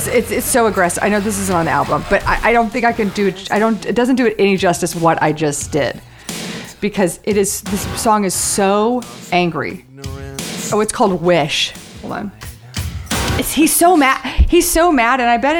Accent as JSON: {"language": "English", "town": "McLean", "region": "Virginia", "country": "United States", "tie": "born or raised there", "also_born_or_lived": "Ohio / Kentucky / Houston, United States", "said": "We grew up in McLean. Then we went to Ohio, and then a year in Kentucky, and then back, and then to Houston."}